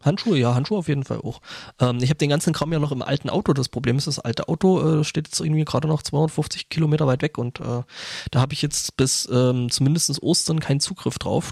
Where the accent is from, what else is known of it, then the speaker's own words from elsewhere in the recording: Germany; bei uns in Deutschland